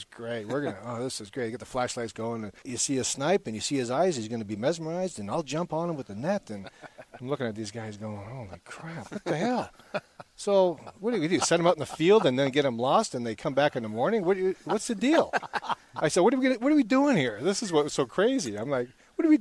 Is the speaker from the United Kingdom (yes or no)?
no; Canada; now in Boise, United States; we're from Canada